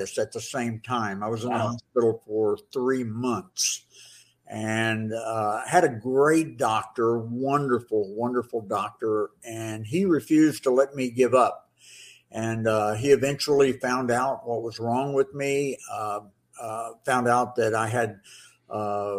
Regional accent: Florida, United States; I grew up here

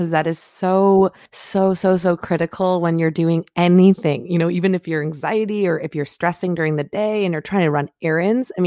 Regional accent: Michigan, United States; now in California, United States; I grew up in the Midwest

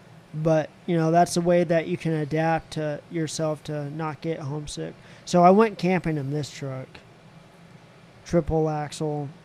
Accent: Arizona, United States; I'm from Arizona.

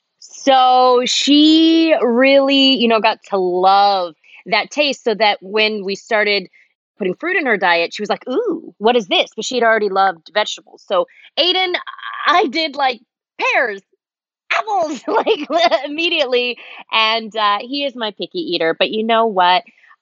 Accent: Los Angeles, California, United States; also born or lived in Germany; now in Northern California, United States; living in Los Angeles, I pretty much grew up there. I was born in Germany, but lived most of my life. I moved there when I was 11, and I just moved away from Los Angeles about 3 years ago.

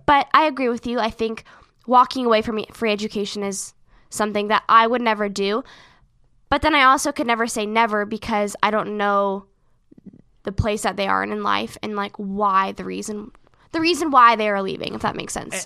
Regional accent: Seattle, Washington, United States; we are from Seattle

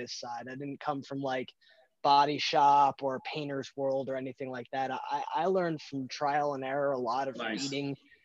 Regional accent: Stuart, Florida, United States; moved away as an adult; also born or lived in Northwest Indiana; have moved back to my hometown of Stuart

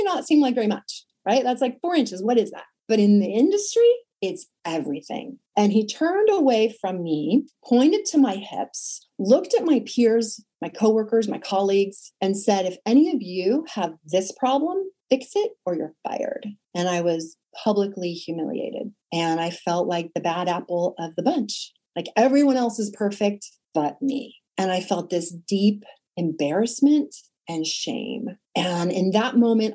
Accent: Sacramento, California, United States; I was modeling and acting by day in my hometown of Sacramento

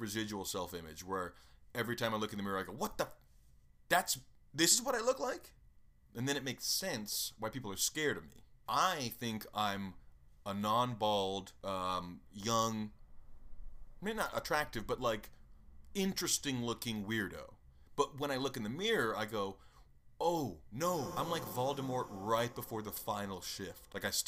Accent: Nashville, Tennessee, United States; I mean, I grew up in Nashville mostly, and the cops there are mostly bored, honestly.

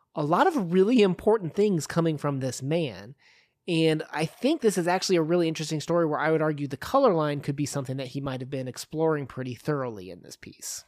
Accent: United States

